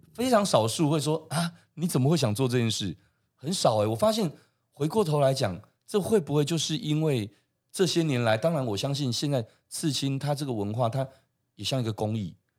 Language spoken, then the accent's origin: Chinese; Taiwan; 我们台湾人是不是现在对这件事情是越来越接受的？